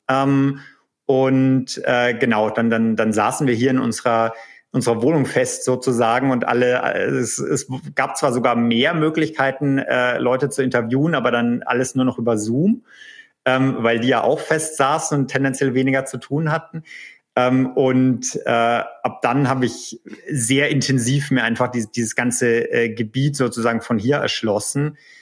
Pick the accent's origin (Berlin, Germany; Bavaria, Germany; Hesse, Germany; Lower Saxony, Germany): Bavaria, Germany; Erlangen; accent: Franconian; moved away as an adult; now in California, United States; in Erlangen, äh, was hm. ja äh, lustigerweise auch mein, meine Unistadt ist äh, und meine Geburtsstadt